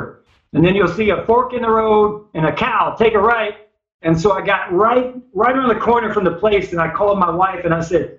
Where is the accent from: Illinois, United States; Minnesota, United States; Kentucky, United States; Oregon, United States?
Kentucky, United States; moved away; I grew up in Kentucky.